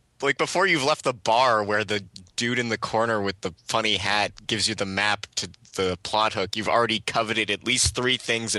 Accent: Canada; Hi, I'm Canadian.

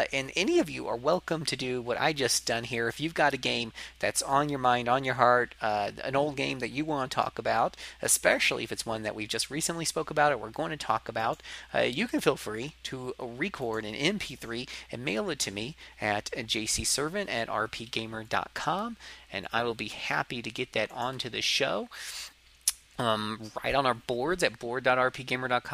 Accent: Florida, United States; accent: southern; I am from the south, but for some reason people don't consider Florida the south

